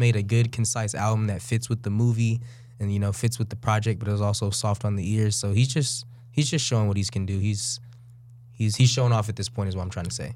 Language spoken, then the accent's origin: English; Bay Area, California, United States; now in Sacramento, United States; we we live in Sacramento. I'm from the Bay Area.